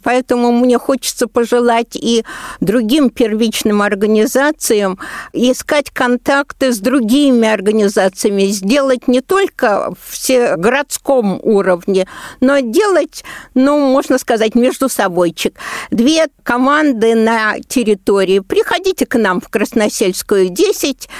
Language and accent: Russian; Moscow, Russia; мы, москвичи